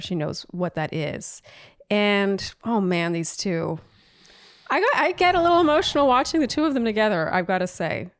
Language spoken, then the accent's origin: English; Canada; now in United States; the resident Canadian here